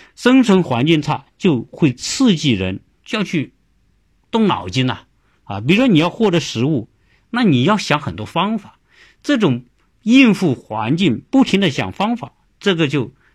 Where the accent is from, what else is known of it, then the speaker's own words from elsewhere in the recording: China; 和我们中国人